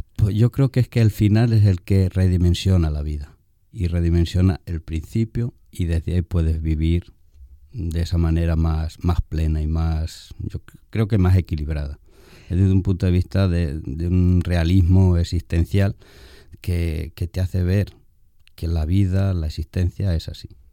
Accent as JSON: {"language": "Spanish", "town": "Pozo Cañada", "region": "Castilla-La Mancha", "country": "Spain", "tie": "born or raised there", "moved": "as an adult", "lives_now": "Dominican Republic", "said": "yo soy oriundo de Albacete, en manchego, de la tierra del Quijote, un pueblecito que se llama Pozo Cañada. Nazco en el 1967 y pues allí realizo mis estudios primarios"}